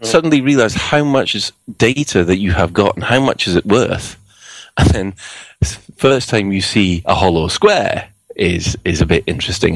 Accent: Glasgow, Scotland, United Kingdom; I am Glaswegian

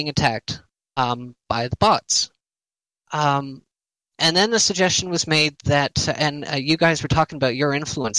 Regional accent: Canada; I'm Canadian

